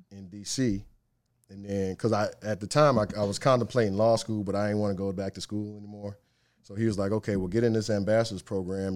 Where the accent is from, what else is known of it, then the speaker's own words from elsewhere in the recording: Cleveland, Ohio, United States; moved away; Cleveland, born and raised. Uh, grew up on the west side of Cleveland in a suburb called Strongsville